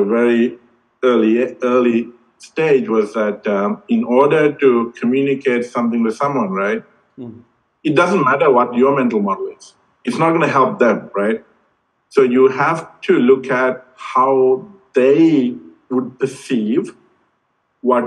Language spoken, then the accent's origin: English; Sri Lanka; moved away; growing up in Sri Lanka